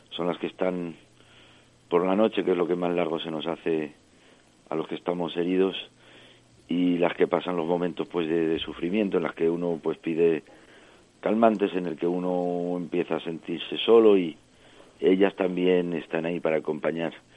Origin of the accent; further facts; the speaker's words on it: French Basque Country, Nouvelle-Aquitaine, France; also born or lived in Extremadura, Spain; yo nací en Francia, ah. eh, vivo en Francia, en el País Vasco francés, de familia de origen extremeña